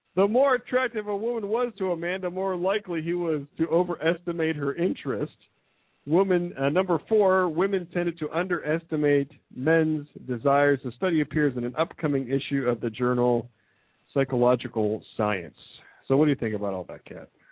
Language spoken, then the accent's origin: English; Midwest, United States; I'm from the Midwest